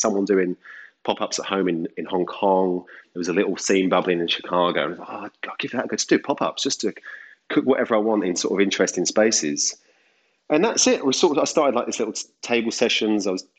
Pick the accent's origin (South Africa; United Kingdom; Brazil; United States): United Kingdom; Deal, South East England; I was washing up in a little seafood restaurant in my hometown, which is Deal in the UK